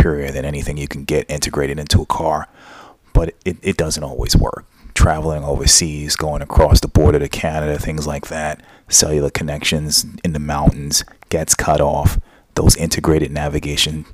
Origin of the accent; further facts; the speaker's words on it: United States; I'm American